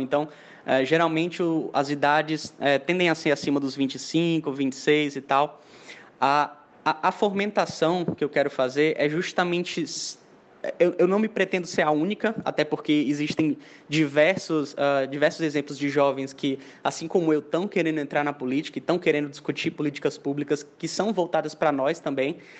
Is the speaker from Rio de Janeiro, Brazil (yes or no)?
no; Mossoró, Rio Grande do Norte, Brazil; also born or lived in Caucaia, Ceará; eu sou lá de Calcaia, é uma é uma praia no interior do Ceará, mas eu vim para cá, para Mossoró, com um ano de idade, então praticamente eu sou natural moçoroense